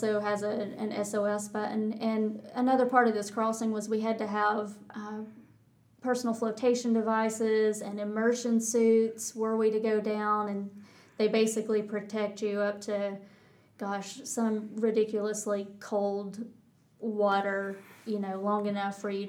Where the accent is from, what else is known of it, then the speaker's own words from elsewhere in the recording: Texas, United States; accent: Texas; They got as much of a kick out of my Texas accent as I did out of their Irish accent.